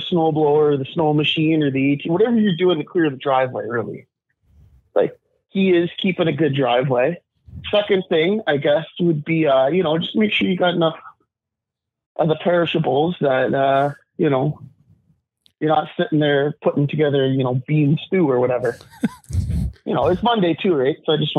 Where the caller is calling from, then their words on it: Ontario, Canada; Ontario, Canada.